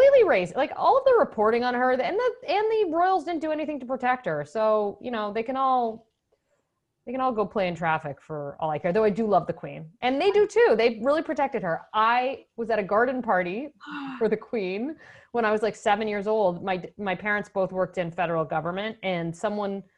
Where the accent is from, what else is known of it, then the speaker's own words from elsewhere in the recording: Canada; moved away as an adult; also born or lived in Ottawa; now in Chicago, United States; as a Canadian